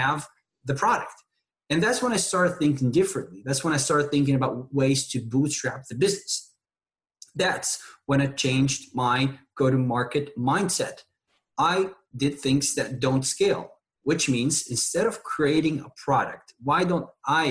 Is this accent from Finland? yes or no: no; Tunisia; moved away as an adult; now in McAllen, United States; I grew up in a small country in North Africa called Tunisia.